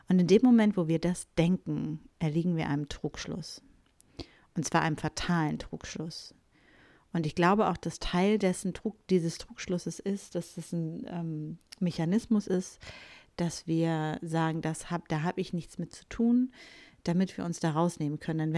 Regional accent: Bielefeld, North Rhine-Westphalia, Germany; born there; Doch für mich ist es so, ich bin in Ostwestfalen-Lippe geboren, im wunderschönen Bielefeld. Und ja, das gibt es wirklich.

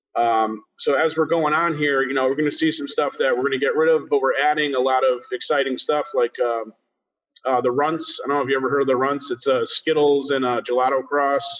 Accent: Springfield, Massachusetts, United States; now in Lewisburg, United States; I was born in Springfield, Mass, and I, and now I reside in uh, Lewisburg, Pennsylvania

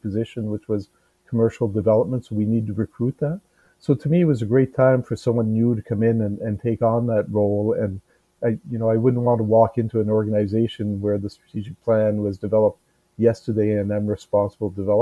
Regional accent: Edmundston, New Brunswick, Canada; moved away as an adult; also born or lived in Montreal, Quebec / Halifax, Nova Scotia / Thunder Bay, Ontario / Moncton, New Brunswick; I grew up in Edmonton, so in a bilingual neighborhood in New Brunswick.

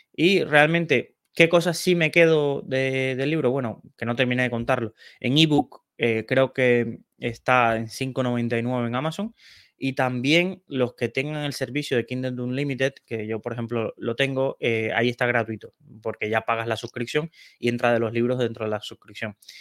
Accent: Cienfuegos, Cuba; also born or lived in Santa Clara, Cuba; yo nací en Cienfuegos, que es una ciudad de, Cuba, pero estudié en Santa Clara.

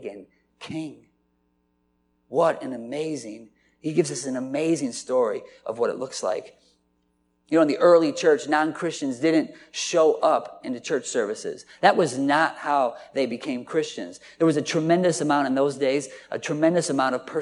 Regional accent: Dubuque, Iowa, United States; I'm from Dubuque, is where I grew up and where my dad's from

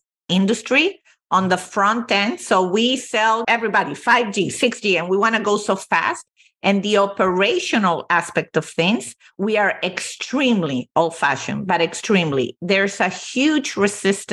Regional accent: Venezuela; moved away; I was born and raised in Venezuela, although both my parents are Italian

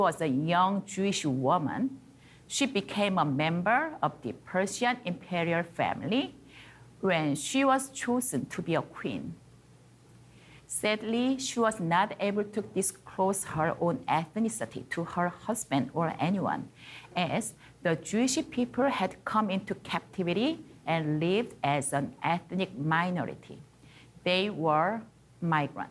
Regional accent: South Korea; moved away as an adult; also born or lived in China; now in Canada; I was born and grew up in South Korea

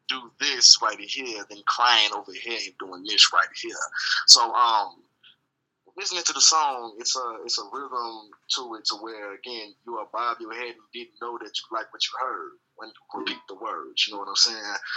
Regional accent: Maywood, Illinois, United States; also born or lived in Georgia / Mississippi / Michigan / Indiana; man, I'm from Illinois, man. You know, born in Maywood, in and out of the Maywood area. Really raised everywhere Georgia, Atlanta, Mississippi, Michigan, Indiana, everywhere in Illinois, you name it.

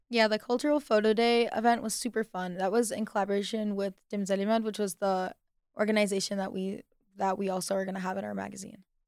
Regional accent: United States; I've lived majority of my life in the States, and I identify as Arab

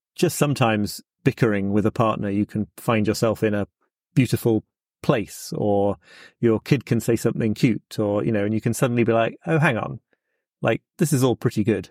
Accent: United Kingdom; as a British person

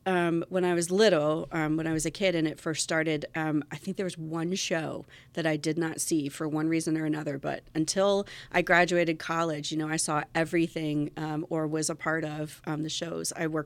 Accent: Winchester, Virginia, United States; Well, I'm actually from Winchester originally.

